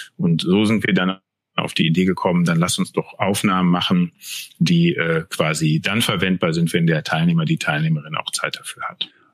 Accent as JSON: {"language": "German", "town": "Altena", "region": "North Rhine-Westphalia", "country": "Germany", "moved": "as an adult", "lives_now": "Rhineland, Germany", "said": "Ich komme aus dem schönen westfälischen Sauerland, äh, aus Altena genauer gesagt, wohne aber jetzt schon seit 15, über 15 Jahren im Rheinland"}